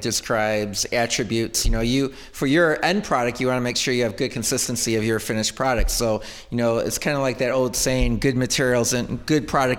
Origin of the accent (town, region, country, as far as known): Greece, New York, United States